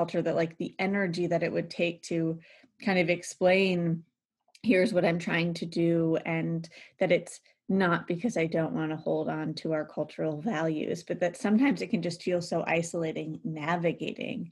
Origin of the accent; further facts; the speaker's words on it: United States; I grew up near Ohio